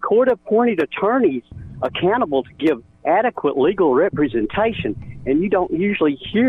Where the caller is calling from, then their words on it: Eva, Alabama, United States; I'm calling from the Eva, Alabama area.